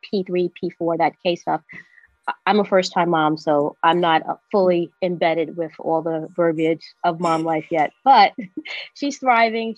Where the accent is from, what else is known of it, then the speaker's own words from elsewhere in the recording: New York City, New York, United States; now in upstate New York, United States; I'm a New Yorker through and through, born here, raised here